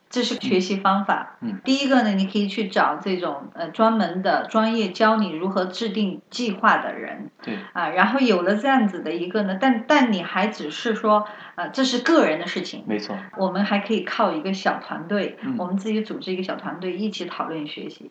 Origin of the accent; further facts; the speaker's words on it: China; now in United States; 咱们中国学生